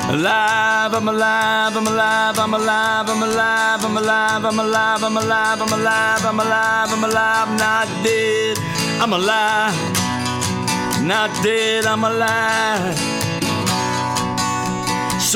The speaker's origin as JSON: {"language": "English", "town": "New York City", "region": "New York", "country": "United States", "tie": "born or raised there", "said": "I was born in Coney Island Hospital. I grew up very close to Coney Island, Brighton Beach"}